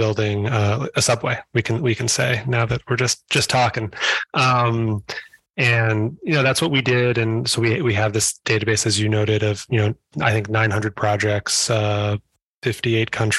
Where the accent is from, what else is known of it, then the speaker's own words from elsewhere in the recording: New York City, New York, United States; I'm a New Yorker